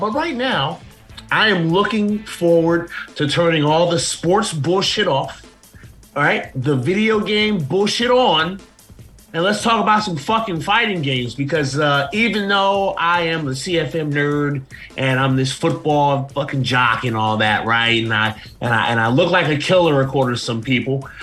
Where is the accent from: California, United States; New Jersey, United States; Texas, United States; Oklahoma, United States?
New Jersey, United States; Plainfield; I am from uh, about 30 minutes from Newark in a, in a, city called Plainfield, Plainfield, New Jersey